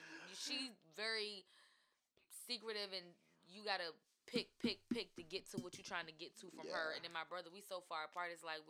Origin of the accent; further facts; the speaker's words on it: New York, United States; moved away; See, I'm from New York, so.